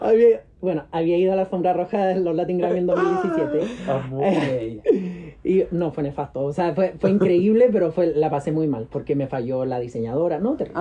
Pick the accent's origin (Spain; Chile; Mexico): Chile; Santiago, Santiago Metropolitan Region; also born or lived in Antofagasta, Chile / Miami, United States; yo crecí en Antofagasta